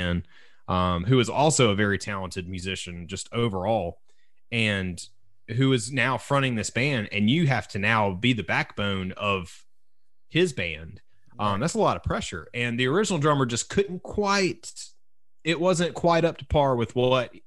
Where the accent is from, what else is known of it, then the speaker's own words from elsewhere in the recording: Deep South, United States; I was raised in the Deep South.